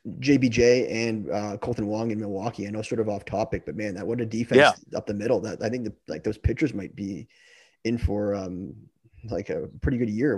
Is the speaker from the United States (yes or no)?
no; Toronto, Ontario, Canada; I'm from Toronto